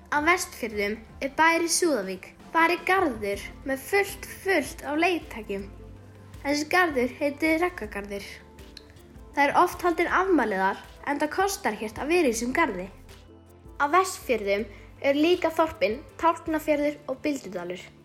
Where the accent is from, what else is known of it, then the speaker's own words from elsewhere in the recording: Portugal; now in Patreksfjörður, Iceland; Ég er frá Portugal og á heima á Patræksjörði